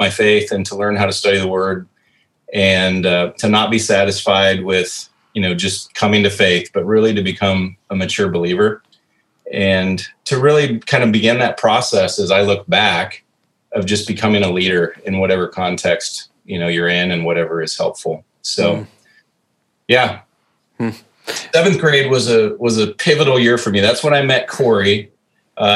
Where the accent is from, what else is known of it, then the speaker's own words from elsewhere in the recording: Norwalk, Iowa, United States; also born or lived in Des Moines, Iowa / Spencer, Iowa; lived in Norwalk for 11 years. And then we moved to Spencer, and Spencer was just an awesome place to grow up and still consider that home